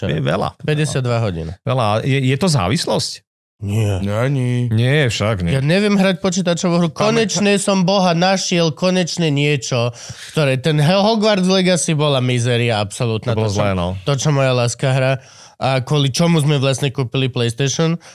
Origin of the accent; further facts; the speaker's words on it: Slovakia; Sme Slováci.